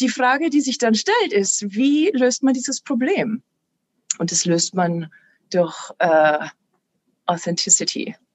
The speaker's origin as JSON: {"language": "German", "town": "Passau", "region": "Bavaria", "country": "Germany", "moved": "yes", "said": "Ich komme ursprünglich aus Passau. Da war 2013 ein Riesenhochwasser."}